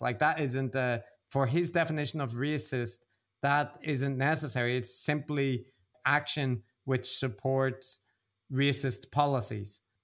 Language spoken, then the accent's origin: English; Belfast, Northern Ireland, United Kingdom; now in Japan; I grew up in Belfast